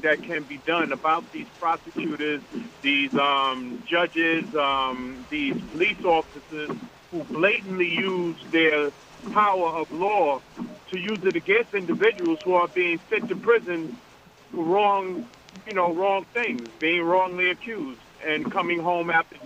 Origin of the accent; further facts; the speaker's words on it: New York City, New York, United States; I'm from Brooklyn.